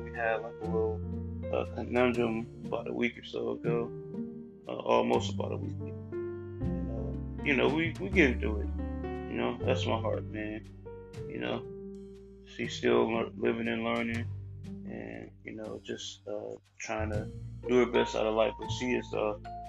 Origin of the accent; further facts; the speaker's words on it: Cleveland, Ohio, United States; also born or lived in Columbus, Ohio; I recently moved back to Cleveland like a couple months ago. I was in Columbus like last year and partly this year, but you know, things happen. You know, I miss my hometown